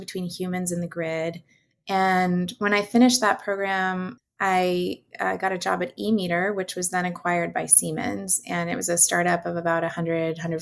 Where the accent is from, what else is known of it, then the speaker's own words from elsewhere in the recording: Northern California, United States; I'm from Northern California